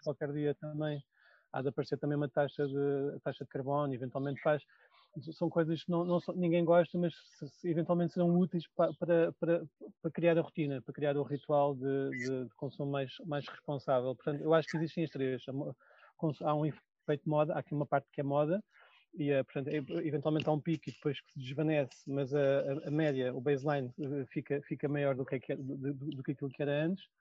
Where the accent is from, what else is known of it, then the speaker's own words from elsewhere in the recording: Portugal; nós somos portugueses